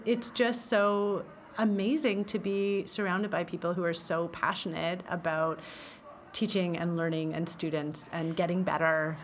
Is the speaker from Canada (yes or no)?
yes; Belleville, Ontario, Canada; I'm from Belleville